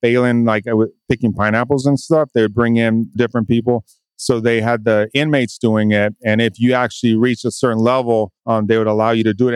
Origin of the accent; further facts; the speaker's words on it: Hawaii, United States; also born or lived in California; now in Texas, United States; I'm from Hawaii.